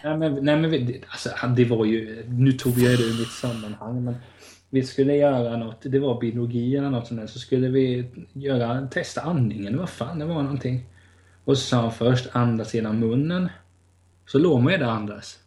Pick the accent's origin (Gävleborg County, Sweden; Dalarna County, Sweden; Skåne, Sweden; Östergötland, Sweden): Gävleborg County, Sweden; outside Hudiksvall; i Vena då, där jag är uppväxt utanför Hundsvall